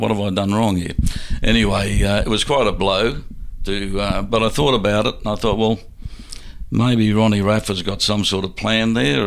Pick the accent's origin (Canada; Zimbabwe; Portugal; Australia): Australia; Brisbane, Queensland; Brisbane was my hometown